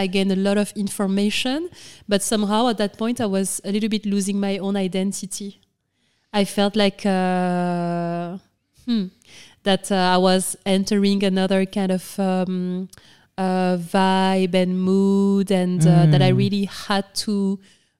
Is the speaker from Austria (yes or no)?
no; Senegal; moved away as an adult; also born or lived in France / London / New York; And I grew up in Senegal